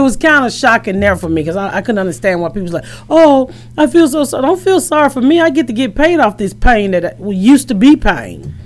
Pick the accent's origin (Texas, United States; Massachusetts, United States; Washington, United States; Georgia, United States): Georgia, United States; Atlanta; now in Indianapolis, United States; I'm originally from Atlanta. I live in Indianapolis now.